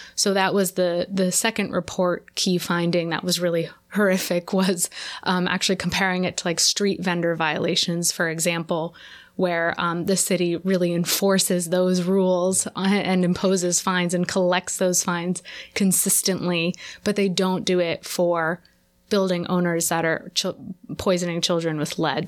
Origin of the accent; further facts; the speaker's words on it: California, United States; now in New York, United States; I grew up in California